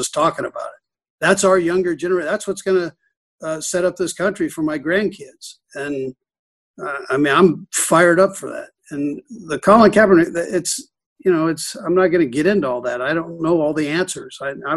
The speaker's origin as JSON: {"language": "English", "town": "Los Angeles", "region": "California", "country": "United States", "tie": "born or raised there", "moved": "yes", "lives_now": "Kansas City, United States", "said": "I grew up in Los Angeles during the 60s and 70s"}